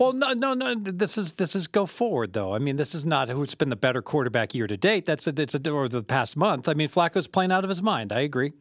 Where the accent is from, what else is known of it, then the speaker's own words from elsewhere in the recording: Southern Ohio, United States; I'm from Southern Ohio